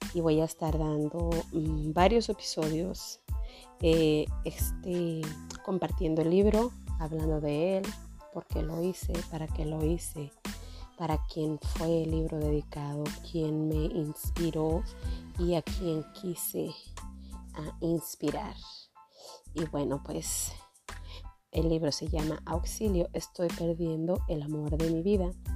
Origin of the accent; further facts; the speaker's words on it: Jiménez, Chihuahua, Mexico; now in Denver, United States; soy originaria de Jiménez, Chihuahua, es un pueblo, una ciudad pequeña en el sur del estado de Chihuahua